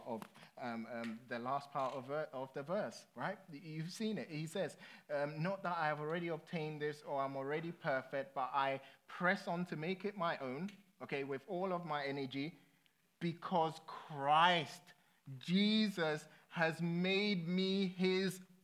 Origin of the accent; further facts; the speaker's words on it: London, United Kingdom; I grew up in London, and London, if you live in London, you just don't need a car